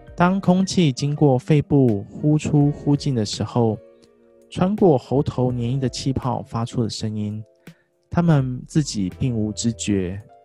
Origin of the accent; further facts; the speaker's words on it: Kaohsiung, Taiwan; also born or lived in Pingtung; 我们老家塞屏东，所以在高雄的时候